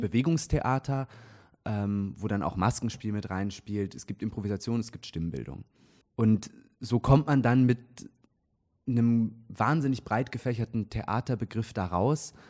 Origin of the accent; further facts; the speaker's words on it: near Zurich, Switzerland; moved away as an adult; also born or lived in Munich; now in Trier, Germany; ich bin in der Nähe von Zürich aufgewachsen